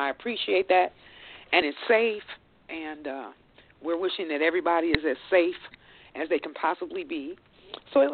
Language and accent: English; Chicago, Illinois, United States; now in Arizona, United States; I'm from Chicago originally, and I have been living in Arizona for the last 20 years.